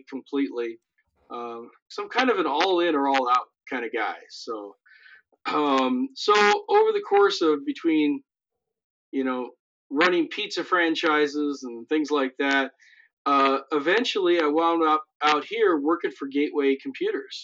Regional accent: Missoula, Montana, United States; moved away as an adult; now in South Dakota, United States; I grew up in the mountains of Montana, in Missoula

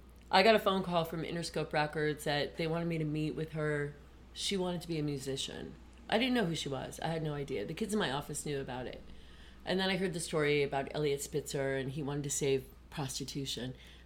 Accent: Syracuse, New York, United States; moved away; I came from Syracuse.

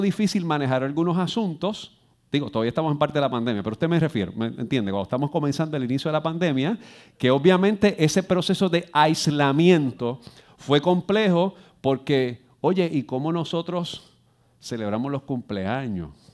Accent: Puerto Rico; Yo soy aquí de las Lomas

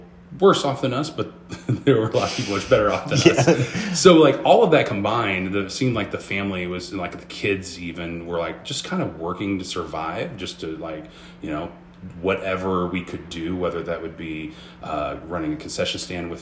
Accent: Springfield, United States; also born or lived in Las Vegas; I grew up in Springfield

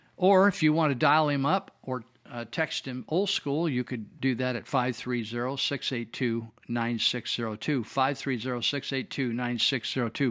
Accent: Marysville, United States; I was raised in Marysville where we had the Marysville Indians.

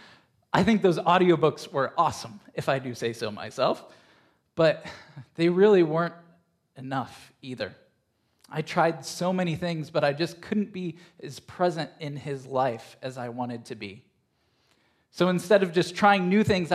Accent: Ohio, United States; moved away as an adult; also born or lived in Michigan; now in Chapel Hill, United States; I grew up in Ohio

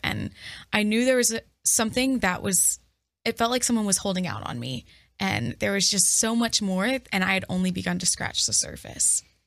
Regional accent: Dallas, Texas, United States; moved away as an adult; now in Toledo, United States; I'm originally from Dallas, Texas. I'm a Texas girl, born and raised, and this is my first time living outside

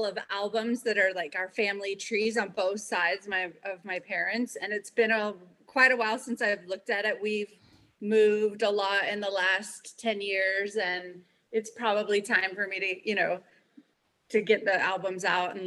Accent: California, United States; I'm born and raised in California, and I've pretty much lived here my entire life

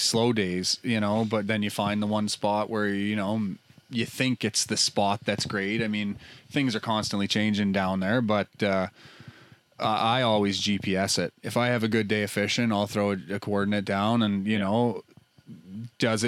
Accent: Nova Scotia, Canada; moved away; I'm from Nova Scotia. I grew up on the Bay of Fundy

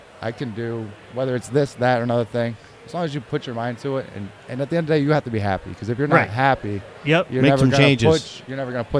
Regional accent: Lebanon, Connecticut, United States; I'm personally from Lebanon.

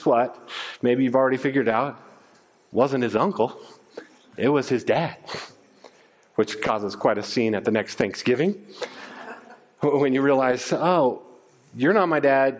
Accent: Littleton, Colorado, United States; moved away as an adult; also born or lived in Japan / Czech Republic; I grew up in Littleton. I went to Arapahoe High School.

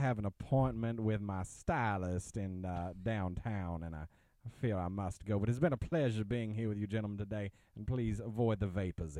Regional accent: Mobile, Alabama, United States; from Mobile.

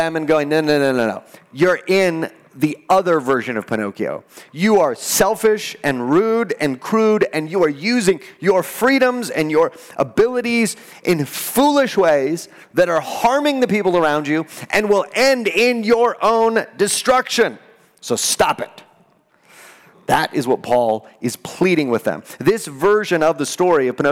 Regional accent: El Paso, Texas, United States; I'm from El Paso

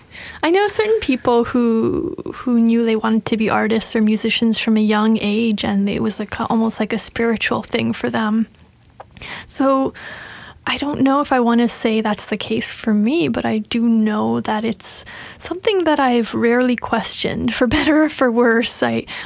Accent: Montreal, Quebec, Canada; I'm from Montreal.

